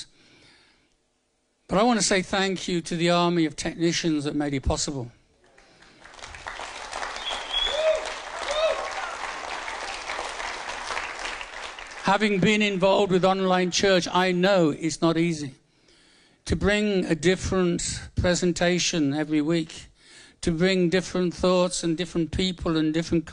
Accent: Birmingham, West Midlands, United Kingdom; moved away; I'm from Birmingham originally. It's a nice place to come from.

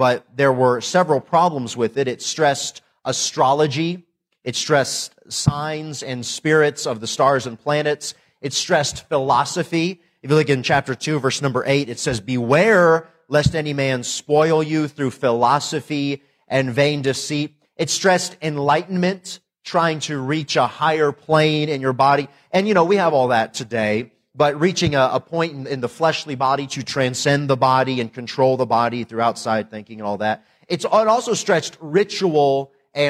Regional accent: Tennessee, United States; also born or lived in Northwest Indiana / Lancaster, California; now in North Carolina, United States; I was born in Indiana, Northwest Indiana, and I lived there till I was 11 and moved to Tennessee where I grew up

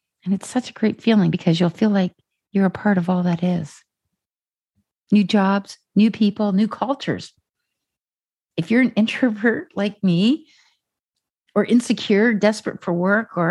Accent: Ontario, Canada; moved away as an adult; also born or lived in Calgary; now in Vancouver, Canada; I'm from Ontario

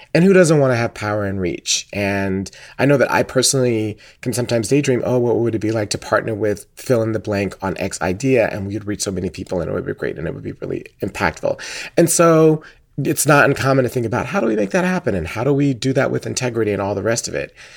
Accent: Atlanta, Georgia, United States; I grew up in Atlanta my entire life

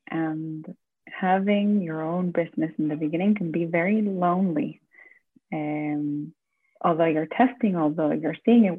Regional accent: Florida, United States; also born or lived in Argentina; I'm originally from Florida and Argentina.

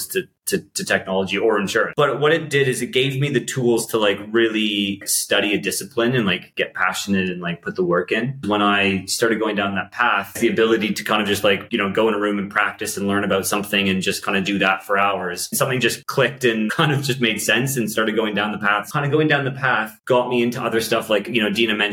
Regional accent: Aurora, Ontario, Canada; moved away as an adult; also born or lived in Toronto, Canada; now in London, United Kingdom; I'm from Toronto originally, from a little town called Aurora outside of Toronto

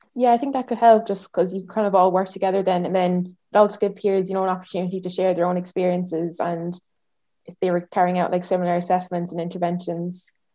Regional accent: Ireland; now in Edinburgh, United Kingdom; I'm from Ireland originally

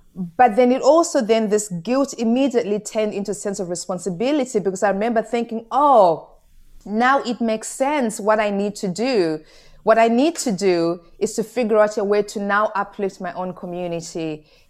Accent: Goromonzi, Mashonaland East, Zimbabwe; moved away as an adult; also born or lived in London; I was born in a small village in Zimbabwe called Goromonzi, and my gogo, my grandmother raised me

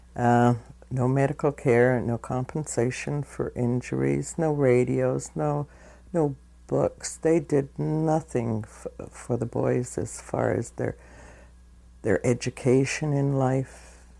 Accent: Vancouver, British Columbia, Canada; I was born in Vancouver in 1927.

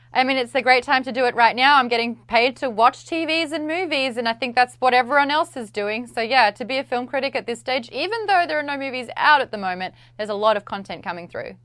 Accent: Australia; I'm Australian.

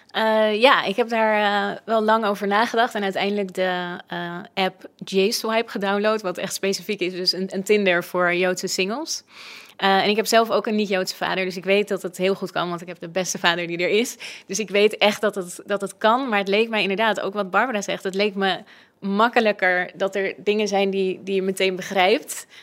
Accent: West Friesland, North Holland, Netherlands; Ik ben zelf opgegroeid in de Medina in eh, West-Friesland

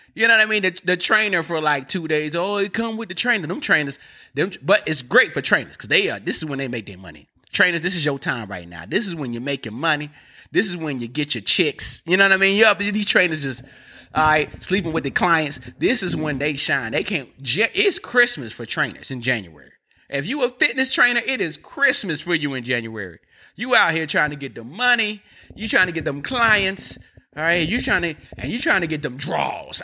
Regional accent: North Carolina, United States; I'm from North Carolina, all right? We, we speak different

